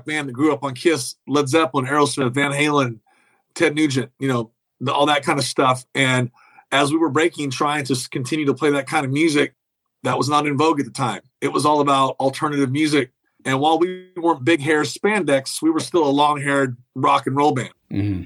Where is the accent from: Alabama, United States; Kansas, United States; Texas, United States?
Kansas, United States; moved away; also born or lived in Nashville / Los Angeles; even though I'm from Kansas, I was living in Nashville when this all went down.